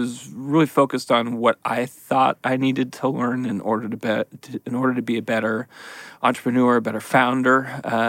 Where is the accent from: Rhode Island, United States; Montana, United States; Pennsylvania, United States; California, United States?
California, United States; San Francisco; moved away as an adult; also born or lived in Seattle, Washington / New Haven, Connecticut; I grew up in San Francisco and went to Berkeley